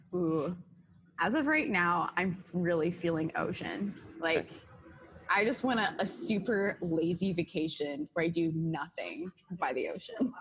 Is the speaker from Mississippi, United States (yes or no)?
no; Seattle, Washington, United States; moved away; I'm from Seattle